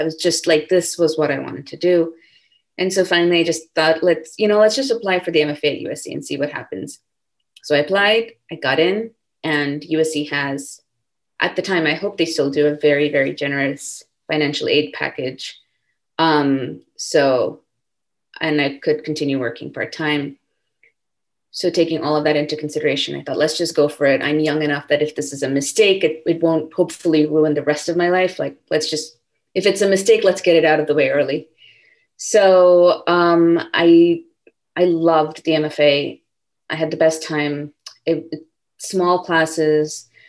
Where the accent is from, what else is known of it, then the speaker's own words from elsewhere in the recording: India; also born or lived in California, United States / Singapore; I was born in California, but like I mentioned, we moved to Singapore when I was 6, and then we moved to India when I was 9. So we were living in different places, and I mostly grew up in India.